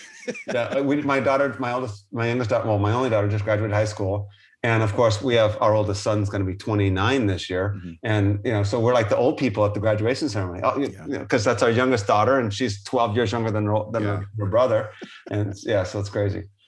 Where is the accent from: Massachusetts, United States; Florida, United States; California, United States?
Massachusetts, United States; Boston; I'm from Boston